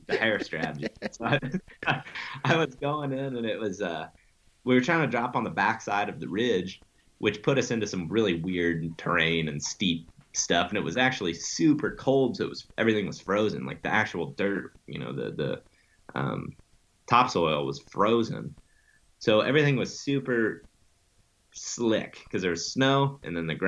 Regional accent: Western Ohio, United States; moved away; I grew up in Western Ohio

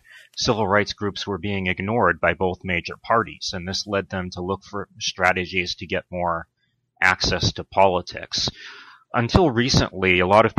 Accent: Brockton, Massachusetts, United States; moved away as an adult; also born or lived in Pennsylvania / Los Angeles, California / Washington, D.C.; I grew up in a blue-collar town in Massachusetts called Brockton

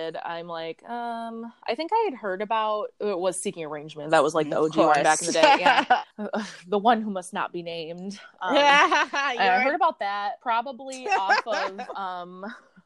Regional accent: Michigan, United States; moved away as an adult; now in Chicago, United States; I'm from Michigan originally. I've been in Chicago I moved here for college.

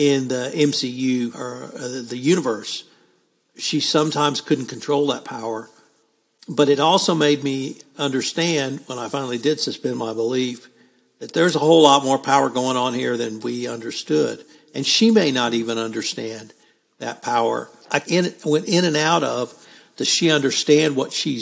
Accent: United States; we heathen Americans

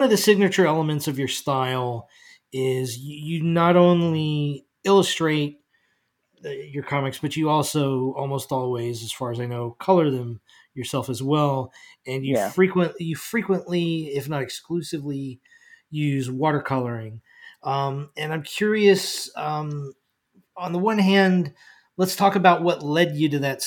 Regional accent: United States; as an American

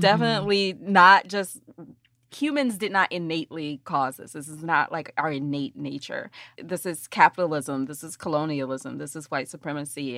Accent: United States; now in New Orleans, United States; I'm a Southerner, like, from Alabama, Mississippi

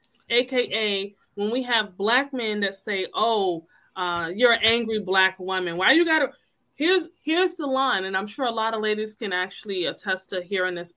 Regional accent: Connecticut, United States; I'm from Connecticut, born and raised.

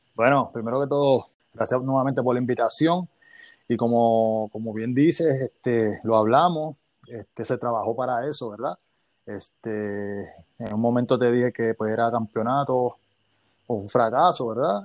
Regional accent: Bayamón, Puerto Rico; yo soy de Bayamón

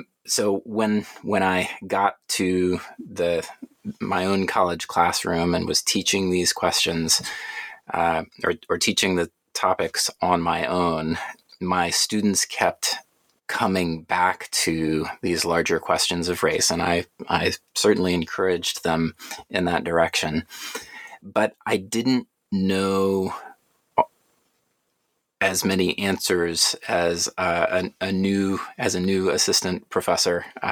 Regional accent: Atlanta, Georgia, United States; But I grew up in Atlanta, went through the public school system there.

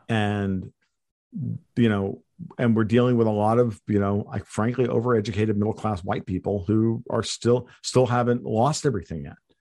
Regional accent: United States; I'm an American hardcore right-wing libertarian

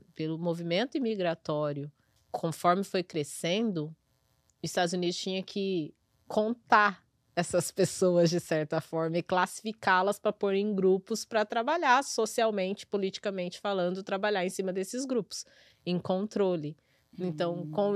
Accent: Brazil; now in New York, United States; eu sou brasileira.

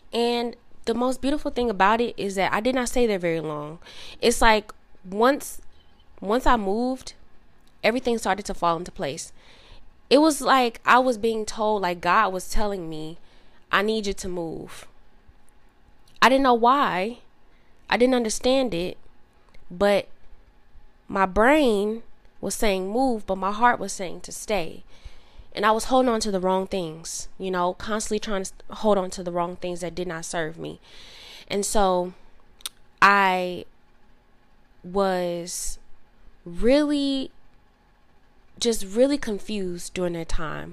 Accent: Southern Illinois, United States; moved away as an adult; also born or lived in Dallas area, Texas; now in Dallas, United States; I moved from my hometown, which is in Illinois, Southern Illinois specifically, and then I ended up moving to Texas, like the Dallas area

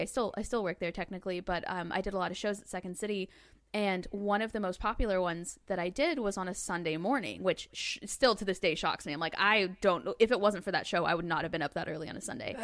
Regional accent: Northwest Arkansas, United States; I grew up in Northwest Arkansas.

